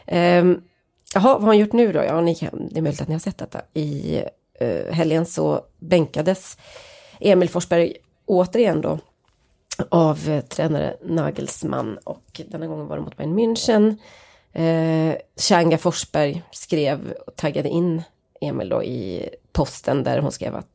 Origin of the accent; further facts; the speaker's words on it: Norrland, Sweden; och att han skriver då att jag kommer från norra Sverige, där vi till och med ännu mer reserverade